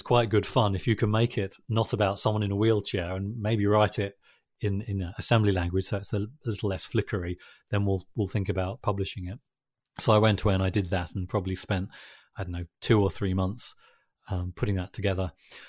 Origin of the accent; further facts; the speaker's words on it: Yorkshire and the Humber, United Kingdom; also born or lived in London, United Kingdom; actually I was born in London, and when I was about 12 years old, my sort of family relocated up to North Yorkshire.